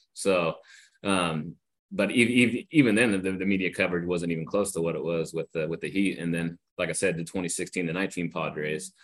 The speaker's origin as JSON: {"language": "English", "region": "Northern California", "country": "United States", "tie": "born or raised there", "said": "I grew up in Northern California, but my parents are from San Diego"}